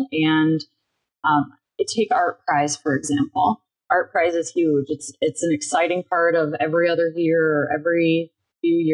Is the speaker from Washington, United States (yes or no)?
no; Bay City, Michigan, United States; moved away as an adult; now in Grand Rapids, United States; I, I moved over here from Bay City, Michigan uh, to go to Grand Valley. Um, and I immediately love Grand Rapids.